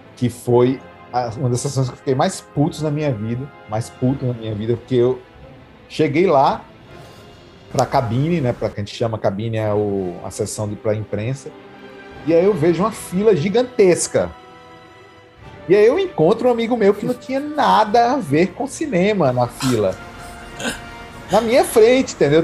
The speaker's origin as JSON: {"language": "Portuguese", "town": "Natal", "region": "Rio Grande do Norte", "country": "Brazil", "moved": "yes", "said": "eu fui passar as férias em Natal, que é de onde eu sou"}